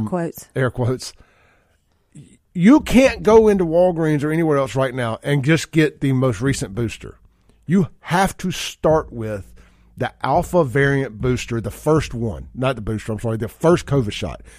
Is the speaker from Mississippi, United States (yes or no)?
yes; Byram, Mississippi, United States; growing up in Byram